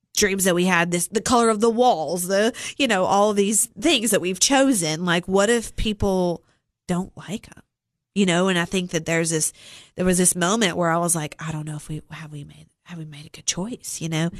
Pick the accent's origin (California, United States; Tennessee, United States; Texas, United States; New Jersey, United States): Tennessee, United States; Cookeville; I was born and raised here in Cookville. Um, spent all of my life here